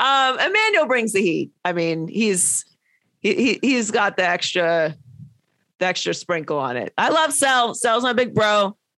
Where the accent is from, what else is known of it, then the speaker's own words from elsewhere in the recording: Pittsburgh, Pennsylvania, United States; moved away; also born or lived in Miami; I grew up in Pittsburgh